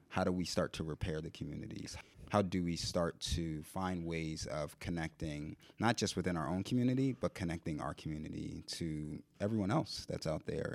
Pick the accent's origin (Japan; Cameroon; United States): United States; Philadelphia, Pennsylvania; I'm born and raised in Philly